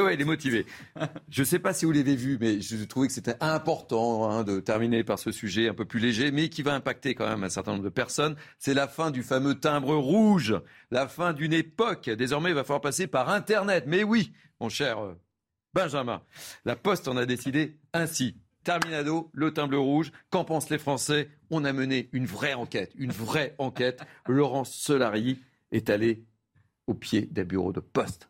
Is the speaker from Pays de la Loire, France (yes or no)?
no; Lot-et-Garonne, Nouvelle-Aquitaine, France; moved away; je suis originaire du Lot-et-Garonne